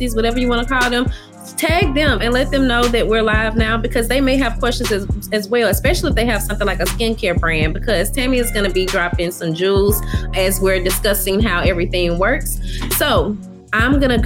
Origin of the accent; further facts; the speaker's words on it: Mississippi, United States; now in Baton Rouge, United States; I'm originally from Mississippi